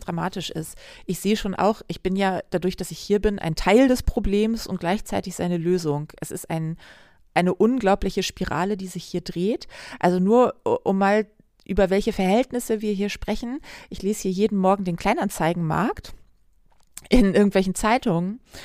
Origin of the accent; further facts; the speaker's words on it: Hamburg, Germany; meiner Heimatstadt Hamburg